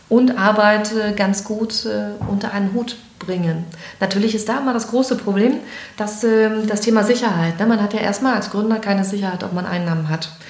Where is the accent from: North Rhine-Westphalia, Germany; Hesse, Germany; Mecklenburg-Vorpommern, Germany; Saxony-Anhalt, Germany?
Mecklenburg-Vorpommern, Germany; Greifswald; born there; also born or lived in Frankfurt / Berlin / Hamburg; Ich bin in Greifswald geboren, habe dann in Straße studiert und bin weggegangen.